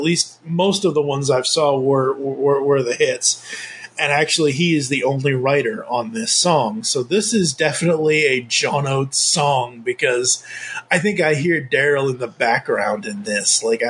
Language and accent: English; Massachusetts, United States; I grew up in Massachusetts, I should know this